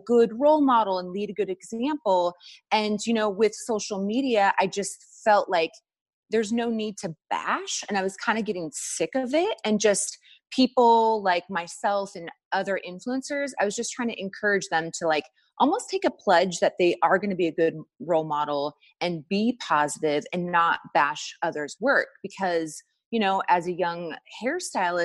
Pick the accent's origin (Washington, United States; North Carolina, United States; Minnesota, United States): Washington, United States; Walla Walla; I grew up in Walla Walla, Washington. So really small